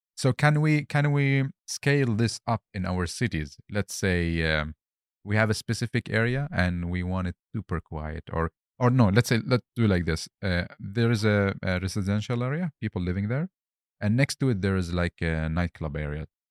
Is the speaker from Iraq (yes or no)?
yes; Baghdad, Baghdad Governorate, Iraq; moved away; also born or lived in Helsingborg, Sweden; originally I'm from Baghdad